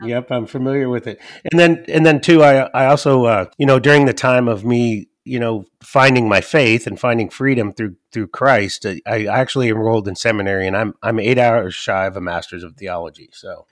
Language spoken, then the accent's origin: English; the Northwest, Pacific Northwest, United States; moved away as an adult; also born or lived in Athens, Ohio / Georgia; after eighteen years of absence, I came back to the Northwest